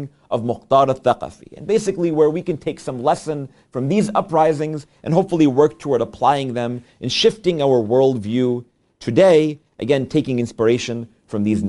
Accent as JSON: {"language": "English", "country": "United States", "said": "we're from the United States"}